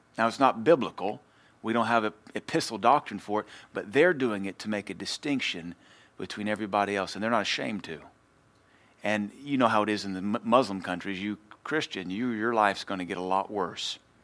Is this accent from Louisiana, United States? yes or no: yes; Louisiana, United States; I'm from Louisiana.